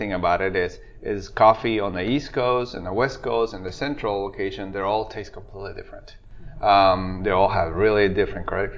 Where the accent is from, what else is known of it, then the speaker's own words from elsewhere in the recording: Guatemala; English is a second language; moved away as an adult; I'm originally born and raised in Guatemala, and I've been in this state for about 20 years